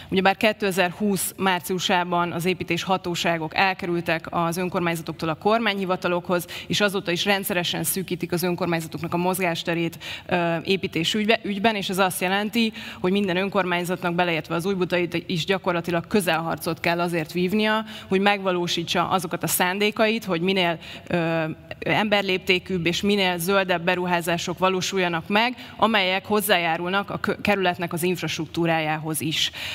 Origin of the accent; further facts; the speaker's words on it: Budapest, Hungary; also born or lived in Berlin; Újbudán születtem, Újbudán élek, dolgozom, ez az otthonom